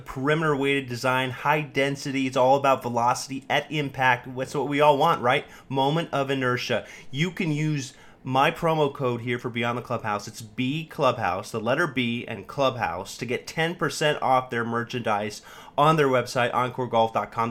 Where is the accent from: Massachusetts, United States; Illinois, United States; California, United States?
California, United States; Sacramento; moved away as an adult; now in Washington, D.C., United States; I grew up in Sacramento, California